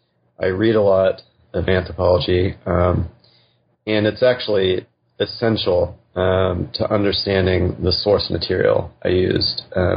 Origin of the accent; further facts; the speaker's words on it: Texas, United States; I grew up in West Texas. I always intended to be a scientist and prepared to do that all the way into college.